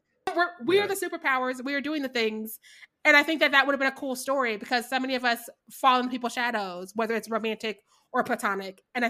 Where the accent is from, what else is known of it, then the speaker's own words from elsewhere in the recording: Midwest, United States; I'm from the Midwest and I'm drinking always.